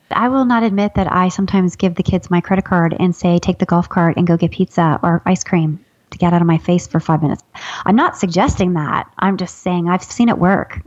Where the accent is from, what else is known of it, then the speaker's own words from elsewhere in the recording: Ohio, United States; I'm from Ohio